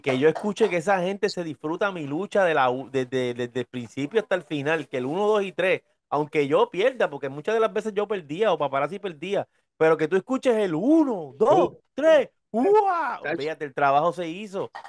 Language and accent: Spanish; Hatillo, Puerto Rico; yo soy de Atillo, en Atillo hay un festival de máscaras